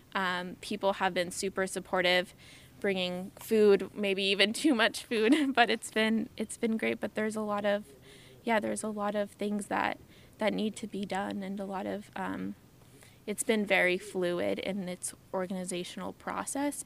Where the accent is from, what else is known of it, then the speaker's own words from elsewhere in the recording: San Diego, California, United States; I'm originally from San Diego